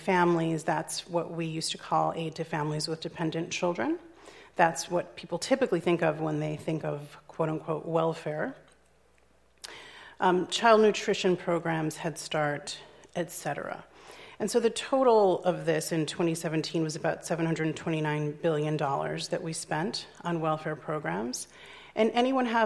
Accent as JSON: {"language": "English", "town": "Chicago", "region": "Illinois", "country": "United States", "tie": "born or raised there", "said": "my hometown of Chicago"}